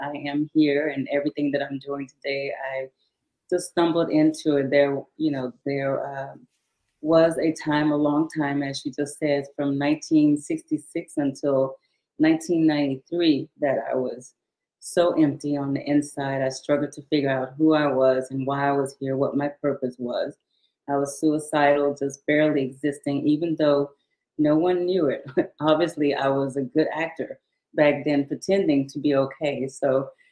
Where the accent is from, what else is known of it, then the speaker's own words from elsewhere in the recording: Shreveport, Louisiana, United States; also born or lived in Houston, Texas; I was born in 1956 in Houston, Texas, but my family moved back to their hometown after my dad retired from the military when I was 7 years old. So I was raised in Shreveport, Louisiana